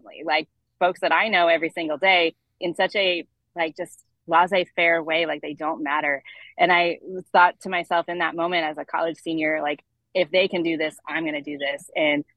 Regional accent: Webster County, Southwest Missouri, United States; also born or lived in Albany, New York / Springfield, Missouri; I was born in Albany, actually, and lived there for the first 5 years of my life, and then moved to Missouri and grew up in Southwest Missouri. So in a small rural community in what's called Webster County

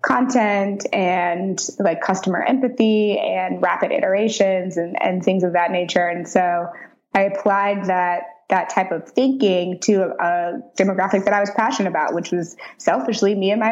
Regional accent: St. Louis, Missouri, United States; Mm-hmm. Yep. I'm from St. Louis.

